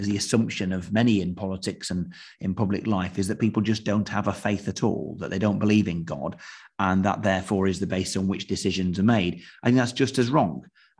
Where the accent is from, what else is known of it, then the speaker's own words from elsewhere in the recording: United Kingdom; established faith can sometimes make people wrongly assume that they're Christians just because, well, we're British, aren't we?